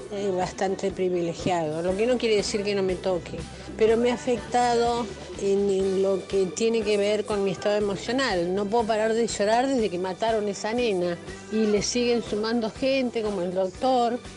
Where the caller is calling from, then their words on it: Mar del Plata, Buenos Aires Province, Argentina; de Mar del Plata.